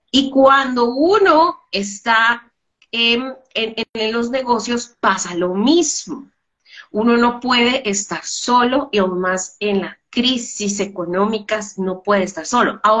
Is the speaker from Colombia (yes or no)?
yes; Colombia; por lo menos yo crecí en, eh, en la infancia de Pablo Escobar, era muy terrible.